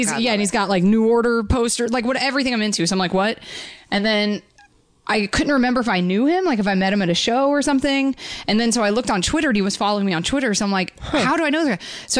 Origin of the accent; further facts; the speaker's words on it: the South, United States; I grew up in the South, so I did grow up eating like fried chicken and stuff.